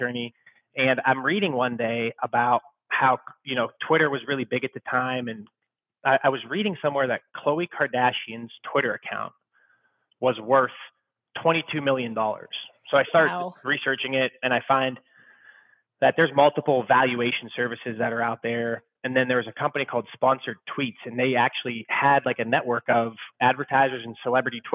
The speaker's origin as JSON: {"language": "English", "town": "Youngstown", "region": "Ohio", "country": "United States", "also_born_or_lived": "Chicago", "moved": "as an adult", "said": "I'm originally from Youngstown, Ohio. Went to YSU"}